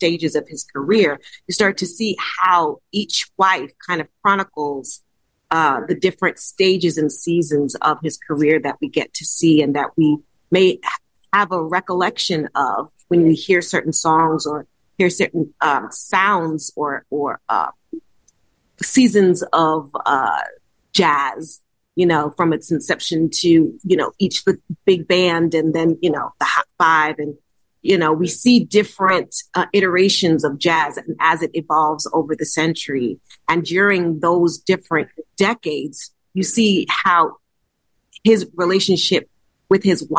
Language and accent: English; New York City, New York, United States; I'm born and raised in Brooklyn, New York